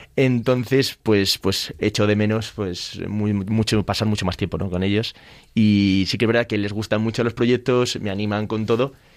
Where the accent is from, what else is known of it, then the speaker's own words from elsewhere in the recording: Spain; yo soy el presidente de España